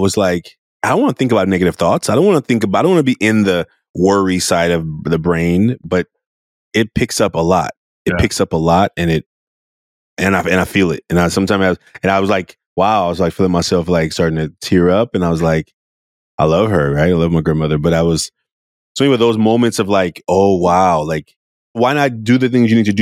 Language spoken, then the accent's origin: English; Oakland, California, United States; I was a very emotional little boy growing up in Oakland, California